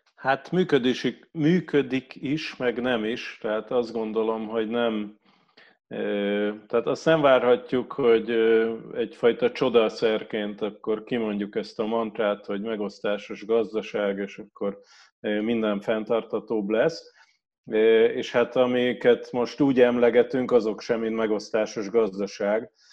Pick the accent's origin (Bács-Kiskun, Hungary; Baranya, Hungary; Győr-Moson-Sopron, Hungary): Baranya, Hungary; Pécs; én Pécsi vagyok